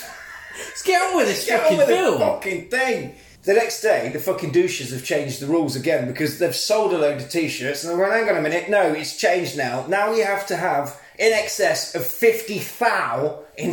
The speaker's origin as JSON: {"language": "English", "town": "Coventry", "region": "West Midlands", "country": "United Kingdom", "moved": "yes", "said": "I'm from Coventry"}